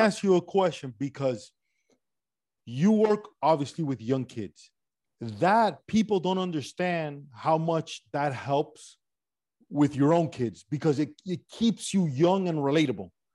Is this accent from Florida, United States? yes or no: yes; Miami, Florida, United States; accent: Miami Cuban; My accent is this weird regional Miami Cuban accent that I got going on